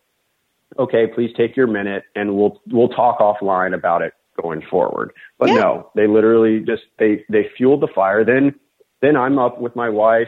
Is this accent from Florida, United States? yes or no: no; Loudoun County, Virginia, United States; moved away as an adult; also born or lived in New York City; I grew up in Loudoun County